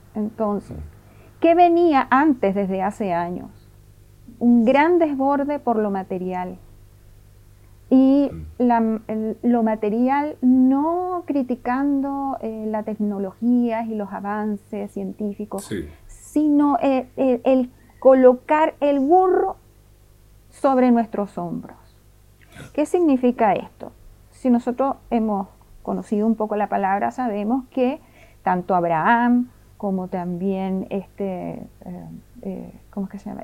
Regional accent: Venezuela; moved away as an adult; now in Chile; llegué a Chile hace 17 años, de familia italiana yugoslava, y bueno, por supuesto nací en Venezuela

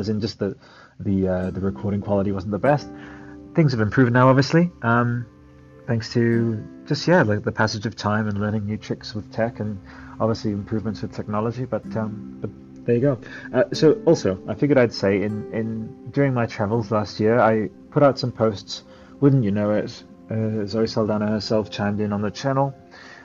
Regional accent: Australia; also born or lived in Canberra; I'm Australian. I live in Canberra

